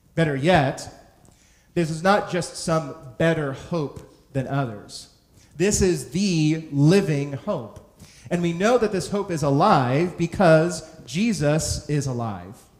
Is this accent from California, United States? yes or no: yes; San Francisco, California, United States; now in New York, United States; where I was born and raised in San Francisco